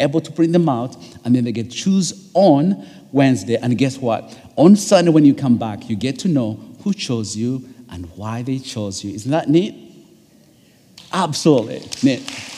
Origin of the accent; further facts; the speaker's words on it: East Coast, United States; I'm from the East Coast, so time changes.